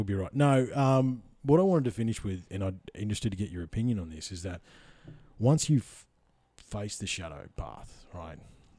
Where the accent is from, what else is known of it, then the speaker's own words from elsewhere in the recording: Victoria, Australia; But I grew up in Central Victoria. What do you think happened to a skinny kid called … in Central Victoria in the fucking 80s, mate?